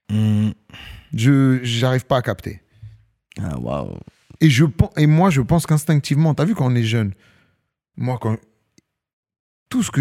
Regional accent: Algeria; C'est comme ça, c'est une culture. as vu, on est des Algériens.

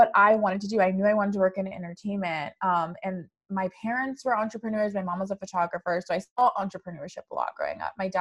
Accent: Sacramento, California, United States; I'm born and raised Sacramento, California

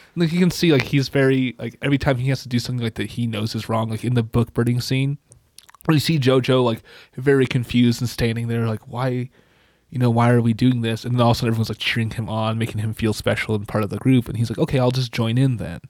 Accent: United States; I'm a white blue-eyed American dude

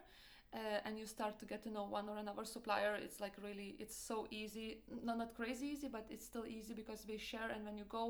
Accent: Lithuania; English is a second language; moved away as an adult; also born or lived in Italy; now in Denmark; I'm originally from Lithuania

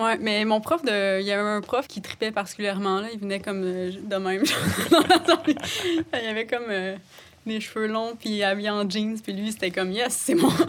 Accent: Sainte-Anne-des-Monts, Quebec, Canada; j'ai grandi à Saint-Anne-des-Monts, en Gaspésie

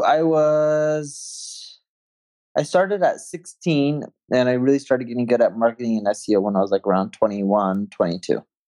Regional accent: Orange County, California, United States; now in Las Vegas, United States; I grew up in Orange County, California

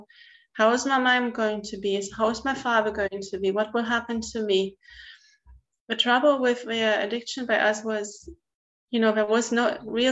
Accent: East Germany, Germany; I grew up in East Germany

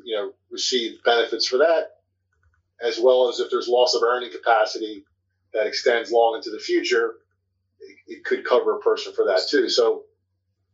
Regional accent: Baltimore, Maryland, United States; accent: East Baltimore; my East Baltimore accent

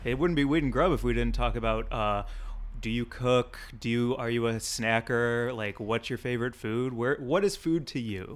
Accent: California, United States; As a Californian

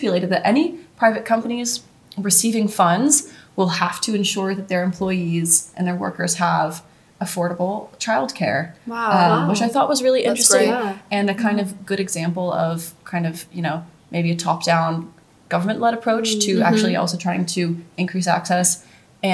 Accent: United States; being American

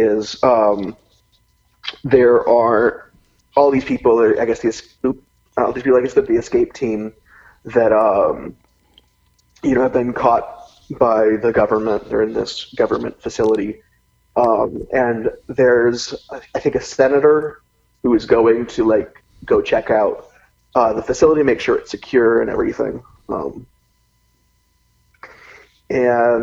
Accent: Seattle, Washington, United States; moved away as an adult; now in Los Angeles, United States; I'm from Seattle, and I'm currently in Los Angeles going to school at USC

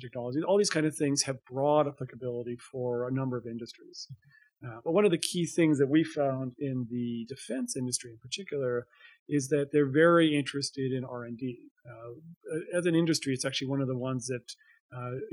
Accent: Calgary, Alberta, Canada; I grew up in Alberta. I was born in Calgary. This is my home.

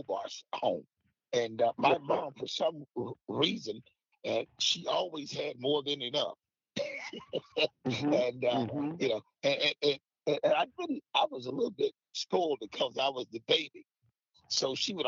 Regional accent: Deckerville, Arkansas, United States; also born or lived in Memphis, Tennessee; I grew up in a little small community there called Deckerville, Arkansas

